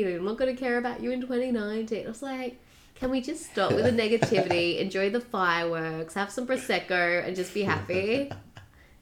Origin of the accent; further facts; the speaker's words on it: Australia